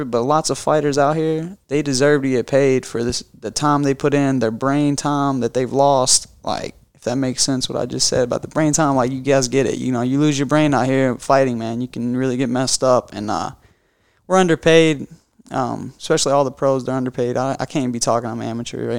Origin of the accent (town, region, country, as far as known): Kentucky, United States; born or raised there